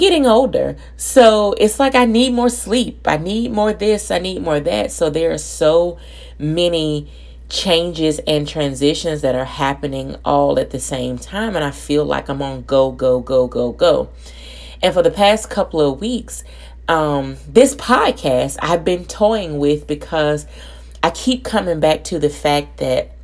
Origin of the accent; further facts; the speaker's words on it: Birmingham, Alabama, United States; moved away as an adult; now in Louisiana, United States; I'm from Alabama